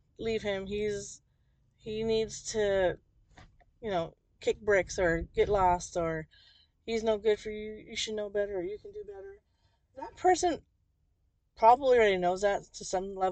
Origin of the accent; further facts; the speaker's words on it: New Jersey, United States; I grew up in New Jersey